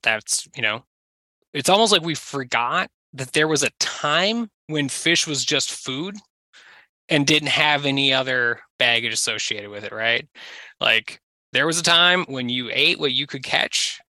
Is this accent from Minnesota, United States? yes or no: yes; southern Minnesota, United States; I was from southern Minnesota